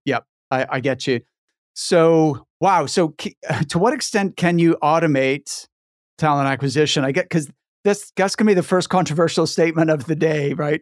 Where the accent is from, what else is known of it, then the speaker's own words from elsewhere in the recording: Halifax, Nova Scotia, Canada; moved away as an adult; also born or lived in near Edinburgh, Scotland; now in Scotland, United Kingdom; I'm from Halifax